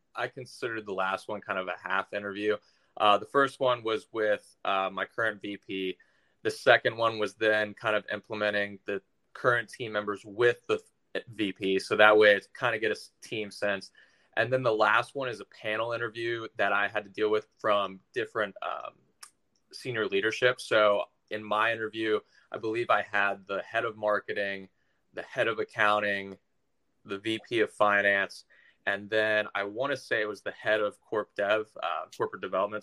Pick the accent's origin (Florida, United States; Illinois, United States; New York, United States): Florida, United States; Tampa; also born or lived in Orlando, Florida / Macon, Georgia; I was born in Orlando, but raised in the Tampa area